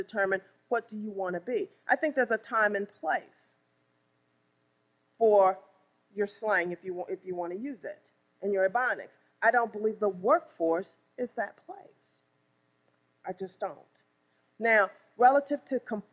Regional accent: East St. Louis, Illinois, United States; I was born and raised in East St. Louis, Illinois.

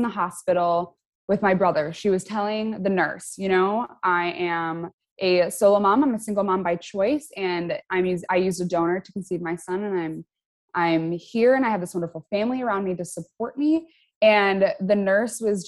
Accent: Chicago, Illinois, United States; I'm from Chicago in the US

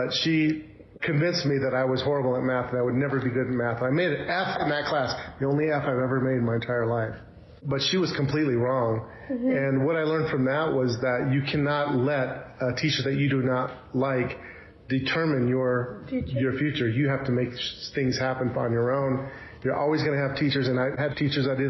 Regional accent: Texas, United States; also born or lived in Chicago, Illinois; I was born in Chicago, Illinois, and then I moved to Texas when I was pretty young. So I lived in Texas for quite a while

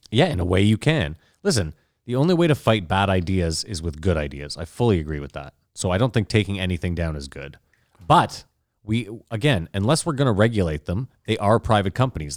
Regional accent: Canada; we're Canadian

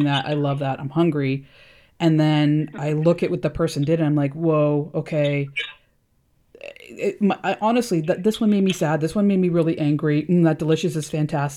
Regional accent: Canada; I'm Canadian

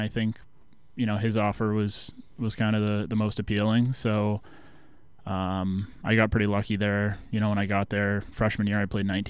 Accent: Biddeford, Maine, United States; moved away as an adult; also born or lived in Exeter, New Hampshire / King's College; now in Danbury, United States; we played out of the Biddeford Ice Arena right in my hometown.

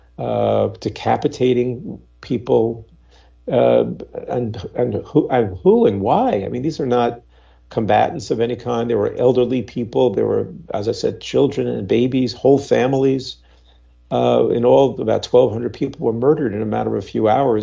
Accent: New York, United States; I'm an American, I've lived in New York my whole life

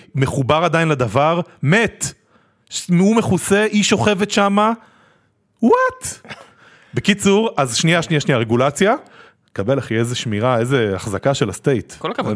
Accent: Israel; also born or lived in Tel Aviv / New York; אנחנו בתור ישראלים

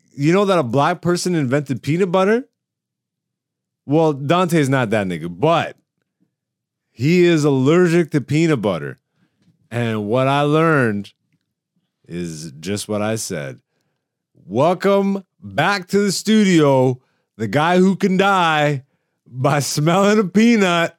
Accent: Canada; also born or lived in Greece; I'm African, and I was born in Greece, nigga. And then I was raised in Canada

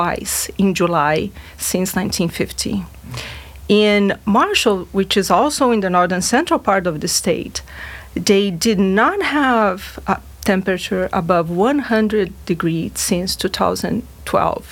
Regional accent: Rio Grande do Sul, Brazil; now in Fayetteville, United States; I'm originally from Brazil, from a state that in Brazil represents similar things like Arkansas. It's a rural state. It's the Brazil's largest rice producer

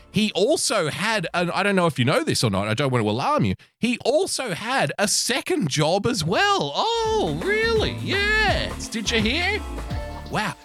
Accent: Australia; I love being an Australian.

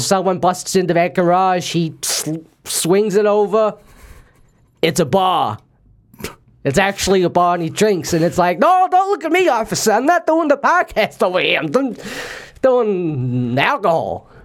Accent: Australia; I was born and raised here in Australia

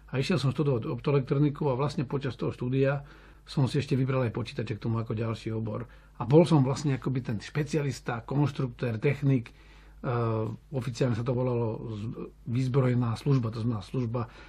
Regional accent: Radimov, Trnava Region, Slovakia; Áno, som záhorák z takého malého majera, budkovaný pri Holíči. Je to obec Radimov, Unín.

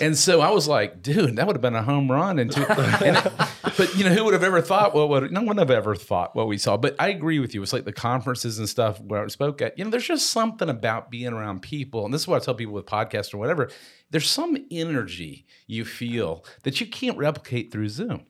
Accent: Tucker, Georgia, United States; we were at Tucker High School

